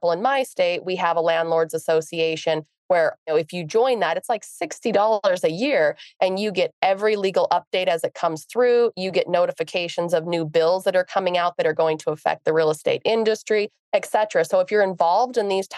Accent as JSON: {"language": "English", "region": "Montana", "country": "United States", "said": "We're from Montana."}